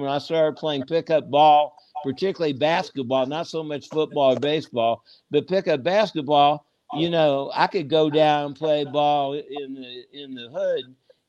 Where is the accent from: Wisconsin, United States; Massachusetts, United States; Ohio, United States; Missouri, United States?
Missouri, United States; Kansas City; I grew up down there, so, you know, I used to sit at the soda fountain as a little kid, and Satchel Paige and Buck O'Neill were like my uncles. So I grew up around Black culture